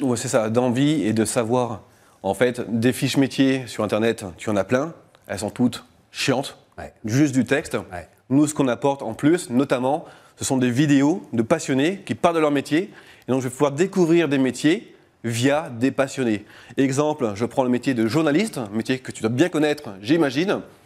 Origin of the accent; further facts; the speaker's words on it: Lille, Hauts-de-France, France; J'habite à côté de la Belgique, je viens de Lille.